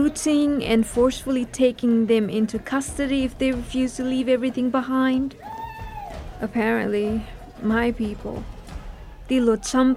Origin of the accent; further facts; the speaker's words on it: Nepal; moved away; I was born in February, a very cold winter month in Nepal. We lived in a refugee camp